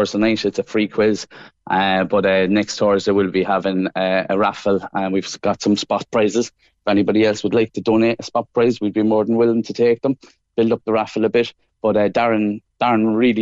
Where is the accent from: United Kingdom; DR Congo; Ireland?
Ireland; Meath, Leinster; moved away as an adult; also born or lived in Cavan; now in Cork, Ireland; I'm a Mead man